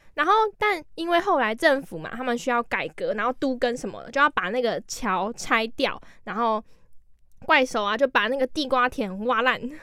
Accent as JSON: {"language": "Chinese", "region": "Keelung", "country": "Taiwan", "said": "因为我是基隆人嘛"}